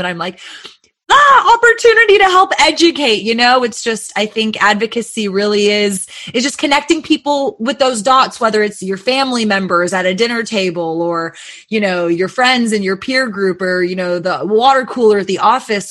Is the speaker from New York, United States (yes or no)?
no; Texas, United States; just being a Texan and also working in this industry now